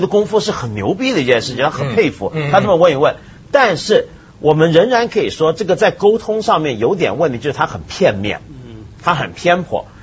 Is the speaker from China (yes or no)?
yes; China; 我们中国人